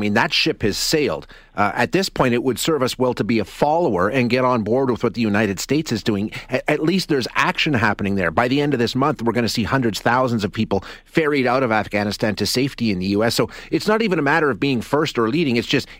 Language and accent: English; Canada; just as a Canadian